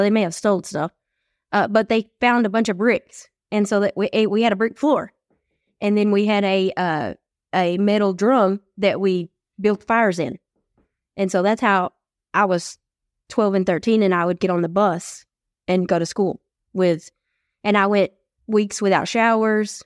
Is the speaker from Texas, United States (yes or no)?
yes; East Texas, United States; when we moved from West Texas to East Texas